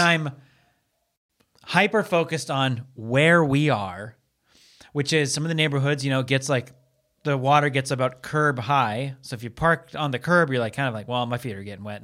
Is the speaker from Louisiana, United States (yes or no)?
no; Seattle, Washington, United States; now in Los Angeles, United States; I'm from Seattle